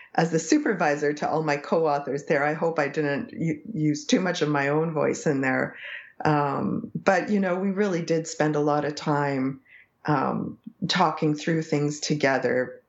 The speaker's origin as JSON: {"language": "English", "country": "Canada", "first_language": "English", "said": "an English Canadian from a small town of 5,000 people"}